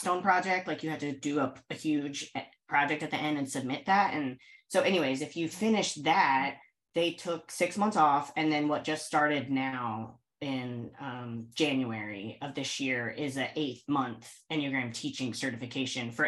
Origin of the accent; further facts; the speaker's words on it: Indianapolis, Indiana, United States; moved away as an adult; now in New York City, United States; I'm from Indianapolis. I moved to New York City when I was 18 for college and haven't left. I'm reaching my halfway point between 18 years in Indianapolis, 18 years in New York City.